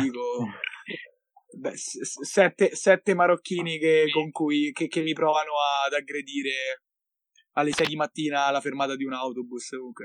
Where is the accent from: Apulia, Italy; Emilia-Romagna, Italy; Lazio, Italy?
Lazio, Italy; Monterotondo; also born or lived in Milan; sono tornato a Monterotondo, quindi nella mia città natale.